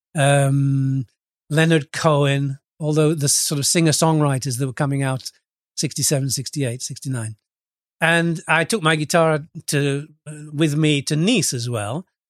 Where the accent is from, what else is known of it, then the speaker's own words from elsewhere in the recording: Lincoln, East Midlands, United Kingdom; moved away as an adult; also born or lived in Retford, Nottinghamshire / Scunthorpe, Lincolnshire / Nice, France; now in Cyprus; I was born in a, a town called Retford in, in England, in Nottinghamshire, and, uh, I went to school in, in Lincoln and later in Scunthorpe, both in Lincolnshire.